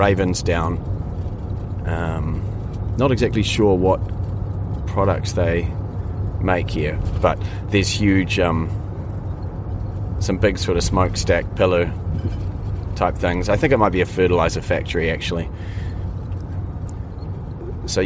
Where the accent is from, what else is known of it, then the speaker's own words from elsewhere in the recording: Hawke's Bay, New Zealand; moved away; I grew up in Hawke's Bay